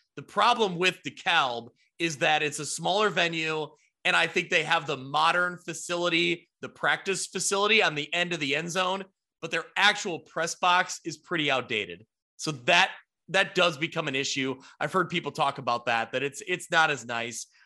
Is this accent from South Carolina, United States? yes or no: no; Ottawa, Illinois, United States; Ottawa, Illinois, my hometown that I grew up